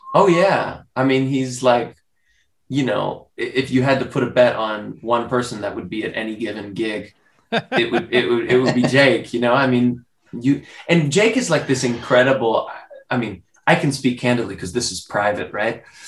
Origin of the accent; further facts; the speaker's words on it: United States; also born or lived in Spain; I'm American